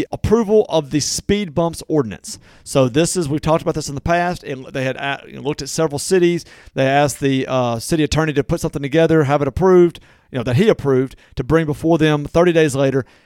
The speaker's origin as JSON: {"language": "English", "town": "Natchez", "region": "Mississippi", "country": "United States", "tie": "born or raised there", "moved": "yes", "said": "It's my hometown"}